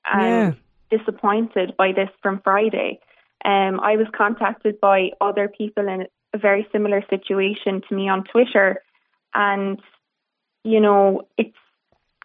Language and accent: English; Cork, Munster, Ireland; I'm from Cork myself